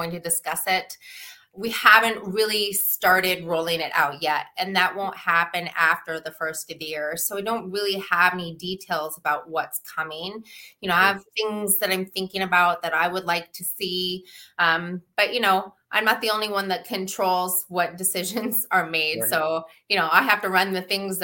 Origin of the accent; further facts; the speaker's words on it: Alaska, United States; moved away as an adult; also born or lived in Seattle; now in Michigan, United States; Growing up in Alaska, my grandfather was a doctor there in a very small town